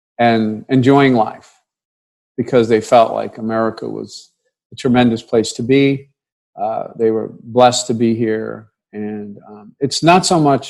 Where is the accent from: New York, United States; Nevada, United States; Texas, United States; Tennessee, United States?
New York, United States; New York City; I grew up in New York City